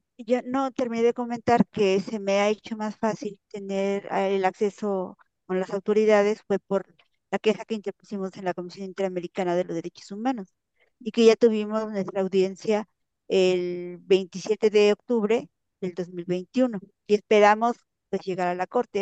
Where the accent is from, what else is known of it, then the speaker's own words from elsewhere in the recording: Puebla, Mexico; moved away; mi pueblo con una con familias en Puebla